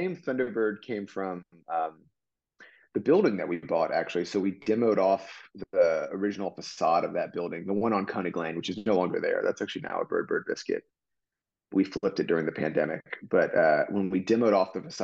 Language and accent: English; Austin, Texas, United States; also born or lived in Charlottesville, Virginia; I'm from Austin originally, actually, although I partially grew up in Charlottesville, Virginia